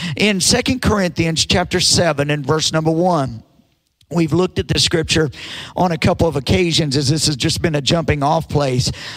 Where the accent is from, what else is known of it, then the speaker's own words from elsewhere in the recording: United States; as an American